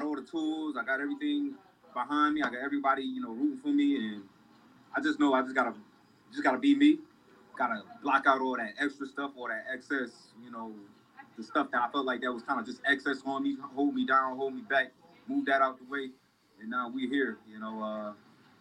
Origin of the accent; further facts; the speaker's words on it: Rochester, New York, United States; I'm from Rochester, man. We not that far away from Canada, Niagara Falls